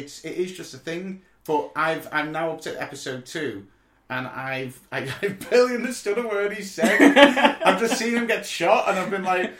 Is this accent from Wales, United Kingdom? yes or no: no; London, United Kingdom; And I'm clearly from Llandan.